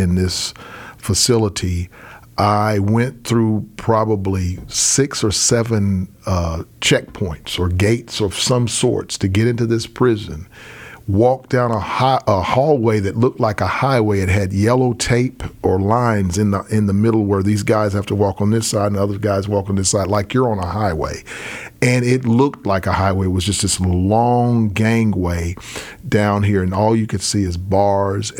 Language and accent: English; Arkansas, United States; when I was growing up in Arkansas